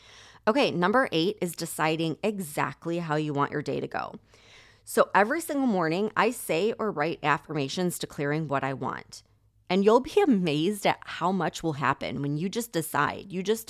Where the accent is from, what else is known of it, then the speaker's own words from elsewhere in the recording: Chicago, Illinois, United States; So I grew up right outside of Chicago, and I never liked the energy there, ever.